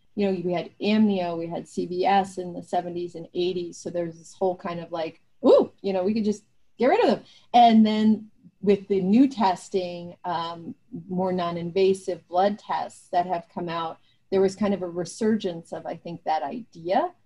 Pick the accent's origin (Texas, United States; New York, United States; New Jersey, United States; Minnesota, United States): New Jersey, United States; where I grew up in New Jersey